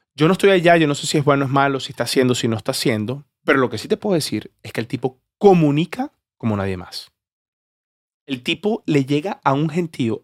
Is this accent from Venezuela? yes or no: yes; Venezuela; yo soy venezolano.